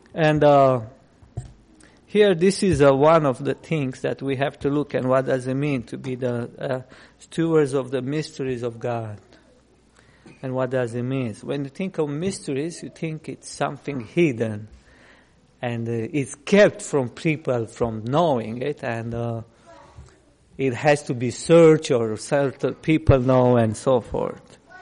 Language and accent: English; Romania; English is a second language; moved away; I grew up in Romania under communism.